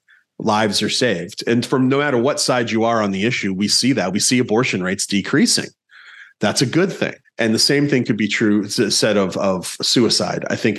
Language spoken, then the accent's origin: English; East Coast, United States; moved away; I grew up on the East Coast.